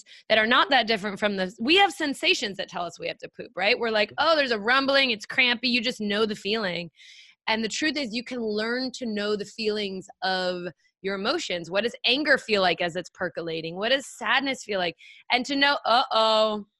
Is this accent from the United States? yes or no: yes; San Francisco, California, United States; I was actually born on the Presidio